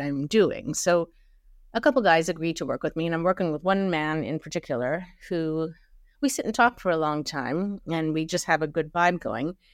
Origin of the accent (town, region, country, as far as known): Mumbai, Maharashtra, India; born or raised there; moved away; also born or lived in Germany